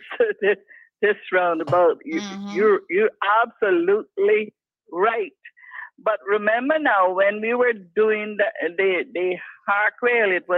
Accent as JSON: {"language": "English", "country": "Cayman Islands", "said": "us Caymanians"}